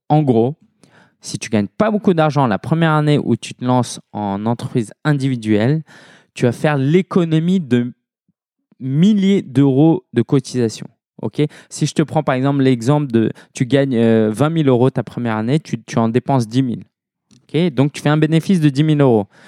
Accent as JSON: {"language": "French", "town": "Paris", "region": "Île-de-France", "country": "France", "said": "je suis parisien"}